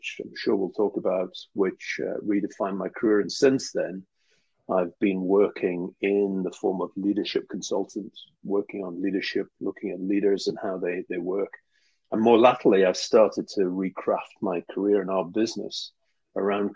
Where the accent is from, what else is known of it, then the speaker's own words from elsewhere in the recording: Newcastle upon Tyne, North East England, United Kingdom; I was brought up in Newcastle, northeast of England.